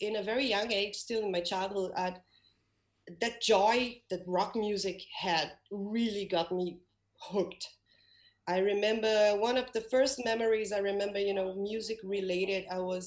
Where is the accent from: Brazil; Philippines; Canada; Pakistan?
Brazil; Rio de Janeiro; English is a second language; moved away as an adult; also born or lived in London; now in Denmark; Rio, my hometown